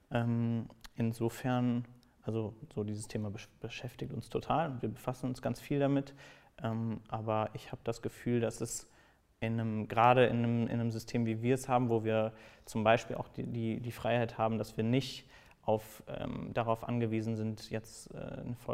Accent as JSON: {"language": "German", "town": "Cologne", "region": "North Rhine-Westphalia", "country": "Germany", "moved": "yes", "lives_now": "Berlin, Germany", "said": "Also ich komme eigentlich aus Köln und äh, mein Herz wird auch immer in Köln sein. Ich wahrscheinlich selber auch irgendwann wieder, ähm, aber jetzt gerade hier in Berlin."}